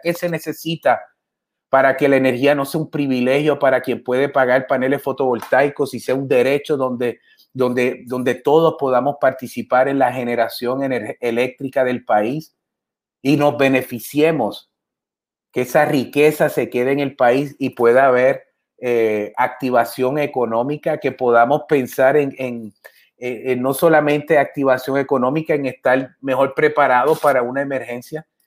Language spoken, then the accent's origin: Spanish; Adjuntas, Puerto Rico; yo crecí en Anjuntas con mis papás